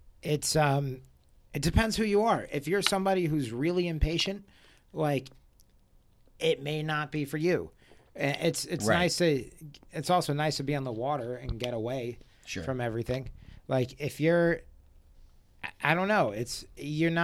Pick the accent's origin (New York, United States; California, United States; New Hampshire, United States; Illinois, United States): New Hampshire, United States; I'm from New Hampshire, so I would go out in the surf in New Hampshire